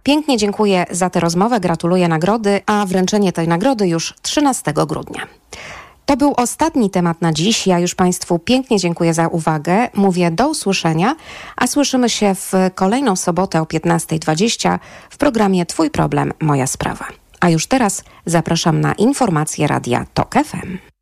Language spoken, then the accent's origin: Polish; Lublin, Lublin Voivodeship, Poland; ja jestem z Lublina